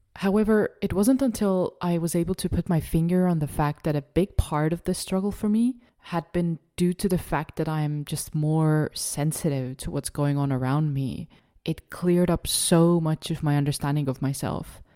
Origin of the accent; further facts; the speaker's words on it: Estonia; English is a second language; I am born and raised in Estonia, hence the funky little accent